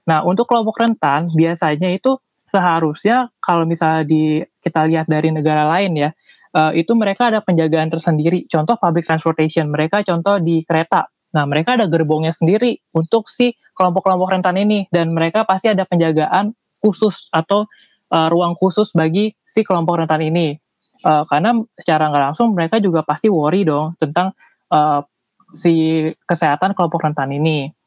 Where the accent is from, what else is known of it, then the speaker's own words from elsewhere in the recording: Jakarta, Indonesia; Iya, aku dari Jakarta.